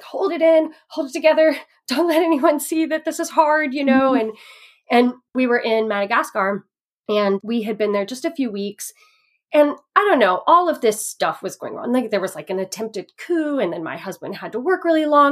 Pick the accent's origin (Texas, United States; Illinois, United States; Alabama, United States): Texas, United States; moved away; also born or lived in Indiana / overseas; when I was 5 years old, we moved from Indiana, where my parents had grown up together. They lived in the same town forever. And when I was 5, we moved to Texas